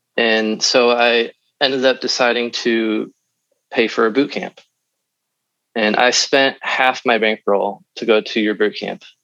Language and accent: English; Midwest, United States; we're from the Midwest